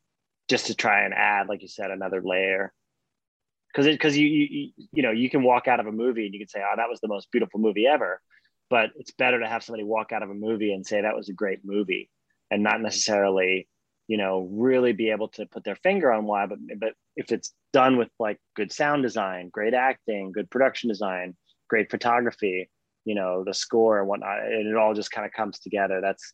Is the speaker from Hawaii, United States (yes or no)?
yes; Hawaii, United States; also born or lived in Australia; I grew up in Hawaii and Australia, and we can get into that.